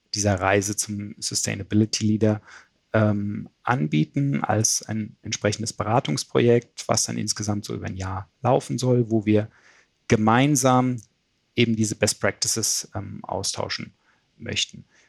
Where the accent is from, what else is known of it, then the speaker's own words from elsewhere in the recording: Frankfurt, Hesse, Germany; ich komme aus der Gegend von Frankfurt